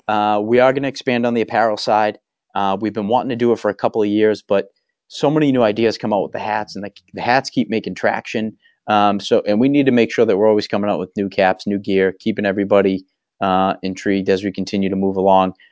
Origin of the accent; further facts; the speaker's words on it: Waltham, Massachusetts, United States; I grew up in Waltham.